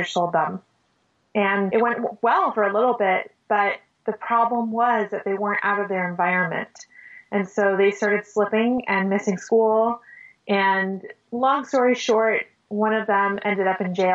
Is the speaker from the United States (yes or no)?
no; Panama; I grew up in Panama, third world country